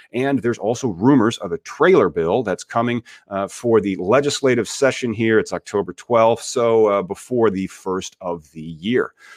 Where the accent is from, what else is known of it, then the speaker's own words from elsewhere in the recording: Peoria, Illinois, United States; my hometown is Peoria, Illinois.